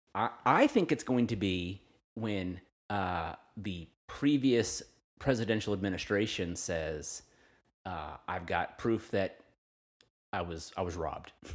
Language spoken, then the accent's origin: English; Fresno, California, United States; I grew up around Pinedale, where River Park is now